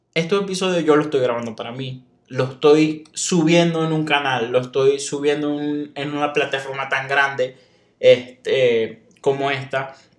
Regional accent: Venezuela; moved away as an adult; also born or lived in Monterrey, Mexico; now in Saltillo, Mexico; Yo soy de Venezuela

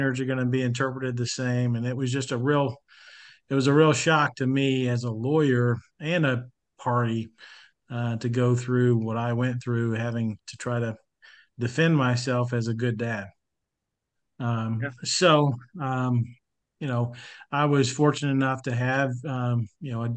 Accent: Arkansas, United States; born and raised in Arkansas, went to a high school in East Arkansas in the Delta

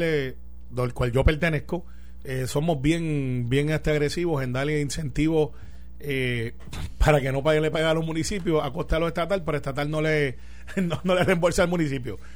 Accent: Puerto Rico; soy puertorriqueño

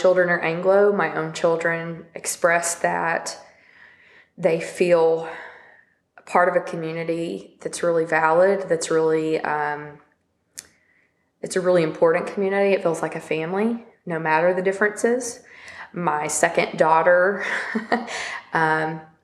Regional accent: Little Rock, Arkansas, United States; we're from St. Teresa's. We're from 72209

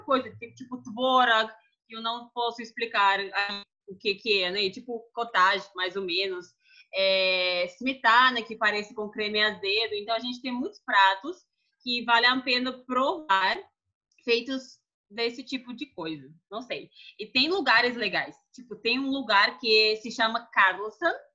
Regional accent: Moscow, Russia; Portuguese is a second language; moved away as an adult; now in Brasília, Brazil; sou de Moscou

